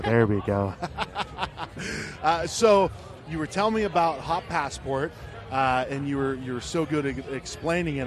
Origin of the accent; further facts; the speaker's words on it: Ohio, United States; now in Arizona, United States; I grew up in Ohio